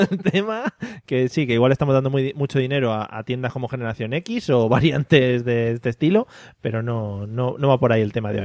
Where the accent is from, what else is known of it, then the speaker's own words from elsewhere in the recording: a village in Toledo, Castilla-La Mancha, Spain; somos de Toledo, somos de Toledo, un pueblo de Toledo